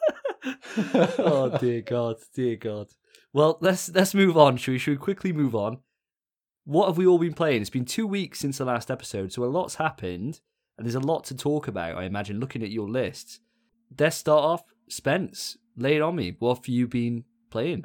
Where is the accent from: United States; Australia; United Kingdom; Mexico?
United Kingdom; Welsh, Wales; I'm a Welsh boy